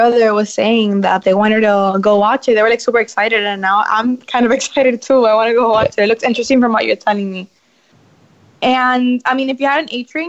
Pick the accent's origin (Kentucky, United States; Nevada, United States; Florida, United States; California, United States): Florida, United States; Miami; from Miami.